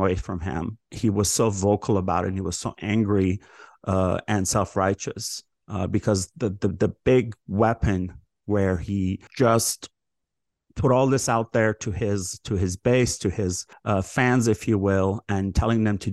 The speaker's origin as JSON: {"language": "English", "town": "Los Angeles", "region": "California", "country": "United States", "tie": "born or raised there", "said": "I grew up in the Valley"}